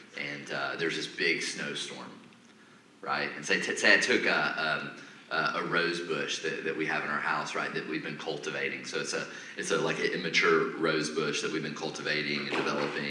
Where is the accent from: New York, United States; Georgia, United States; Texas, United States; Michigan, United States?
Georgia, United States; Atlanta; moved away; also born or lived in Nashville area; I'm originally from Atlanta